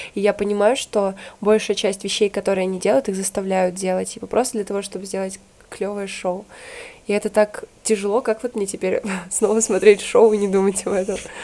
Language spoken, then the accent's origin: Russian; Usinsk, Komi Republic, Russia; moved away; Город Усинск, республика Коми.